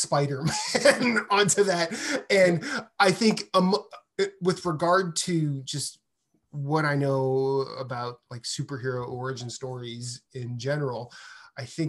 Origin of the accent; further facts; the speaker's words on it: Midwest, United States; I'm from the Midwest